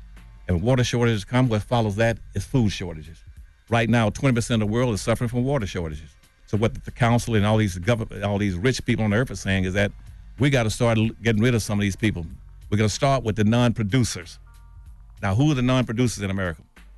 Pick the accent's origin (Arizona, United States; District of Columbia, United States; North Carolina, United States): North Carolina, United States; Winston-Salem; I grew up in Winston-Salem, North Carolina. Let me use that as an example. Mm-hmm. I grew up in Winston-Salem, North Carolina.